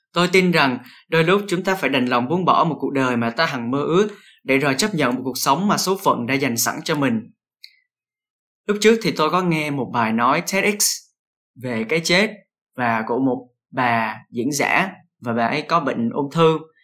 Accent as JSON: {"language": "Vietnamese", "country": "Vietnam"}